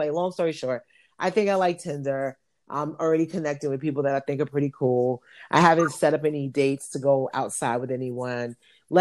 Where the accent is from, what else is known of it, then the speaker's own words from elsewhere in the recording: New York, United States; I'm from New York